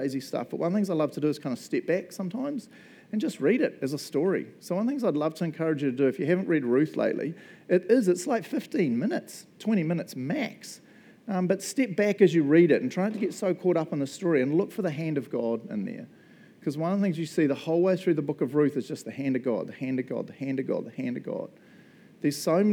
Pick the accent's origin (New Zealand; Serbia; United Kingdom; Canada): New Zealand; Matamata, Waikato; moved away as an adult; also born or lived in Chicago; We were New Zealand. I grew up in Matamata.